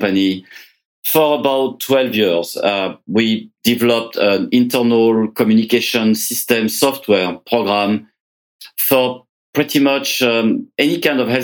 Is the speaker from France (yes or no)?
yes; France; moved away as an adult; now in Canada; I was born in France. I came to Canada about 30 years ago